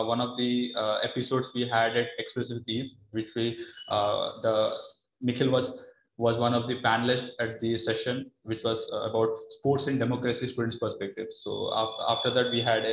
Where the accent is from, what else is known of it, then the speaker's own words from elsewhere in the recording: Berhampur, Odisha, India; moved away; I hail from Barampur, Odisha